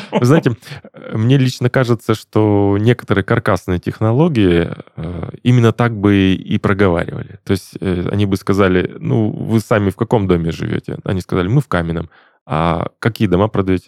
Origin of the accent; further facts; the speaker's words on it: Perm, Perm Krai, Russia; now in Krasnodar, Russia; Я, в частности, из Перми, а там у нас был не автоклавного э, завод ячеистых бетонов